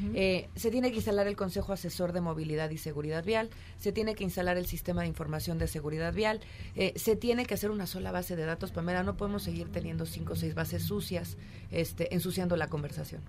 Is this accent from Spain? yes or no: no; Mexico; como mexicanos